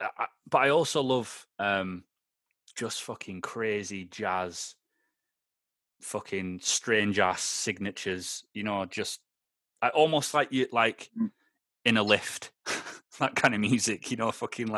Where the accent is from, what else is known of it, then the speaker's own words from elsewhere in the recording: Aberdeen, Scotland, United Kingdom; now in Lancashire, United Kingdom; I'm from Lancashire now. When I go back up to Aberdeen now, it takes me about 3 minutes and I'm zoned back in.